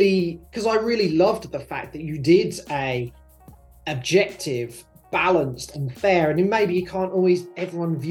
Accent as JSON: {"language": "English", "country": "United Kingdom", "tie": "born or raised there", "moved": "yes", "lives_now": "Sydney, Australia", "said": "I'm from the United Kingdom"}